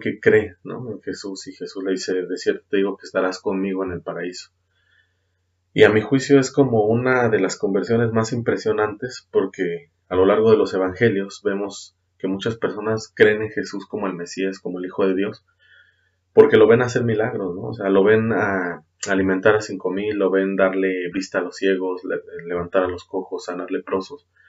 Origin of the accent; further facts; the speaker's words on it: Mexico; Hablando como mexicanos